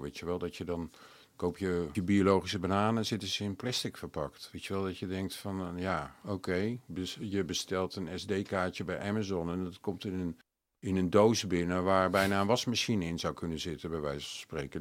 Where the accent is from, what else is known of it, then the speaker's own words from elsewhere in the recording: Amsterdam, North Holland, Netherlands; als Amsterdammer